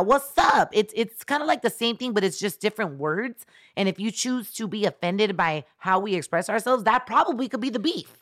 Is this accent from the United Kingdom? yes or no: no; El Salvador; I'm from Central America. I'm from El Salvador